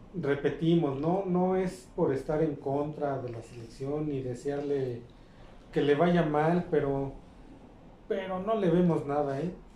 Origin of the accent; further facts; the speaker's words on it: Mexico; como aficionados, como mexicanos